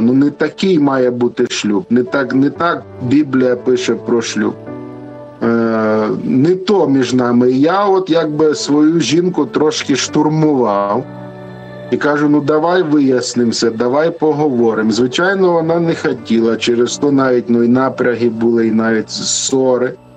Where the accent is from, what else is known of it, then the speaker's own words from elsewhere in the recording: Luhansk Oblast, Ukraine; moved away as an adult; now in Lviv, Ukraine; ми родом з Луганщини, а зараз живемо у Львові за тисячу кілометрів від батьків